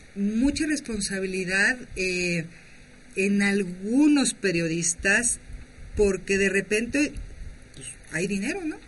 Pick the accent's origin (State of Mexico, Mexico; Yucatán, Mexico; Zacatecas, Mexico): Zacatecas, Mexico; now in Mexico City, Mexico; yo soy de Zacatecas y viví por allá cinco años como directora de un periódico